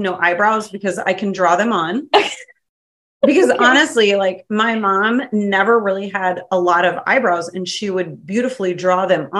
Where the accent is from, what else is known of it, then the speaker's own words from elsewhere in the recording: Clinton, United States; I'm from Clinton.